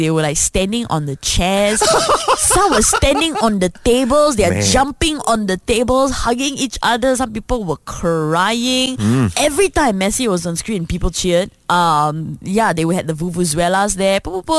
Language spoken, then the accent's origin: English; Malaysia; it's so beautiful being Malaysian.